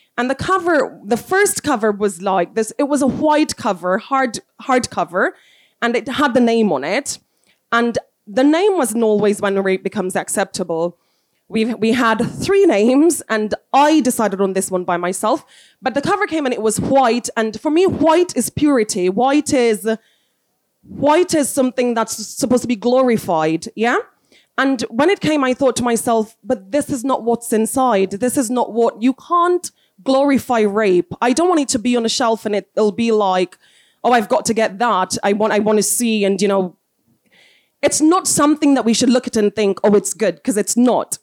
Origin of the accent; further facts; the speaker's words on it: Jamaica; moved away; also born or lived in South Africa; I am from Jamaica. I was born to wonderful parents.